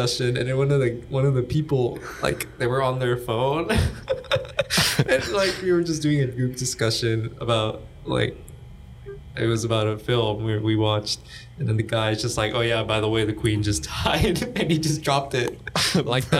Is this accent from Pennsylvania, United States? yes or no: no; Houston, Texas, United States; moved away as an adult; I'm from Houston, Texas